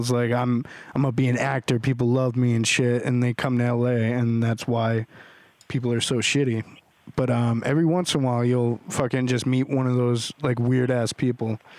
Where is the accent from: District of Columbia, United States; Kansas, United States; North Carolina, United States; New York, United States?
Kansas, United States; now in Los Angeles, United States; I'm from Kansas and I moved out here.